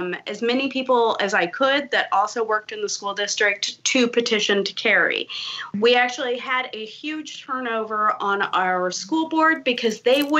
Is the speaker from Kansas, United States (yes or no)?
yes; rural Kansas, United States; I live in rural Kansas. I'm about an hour or so south of Kansas City.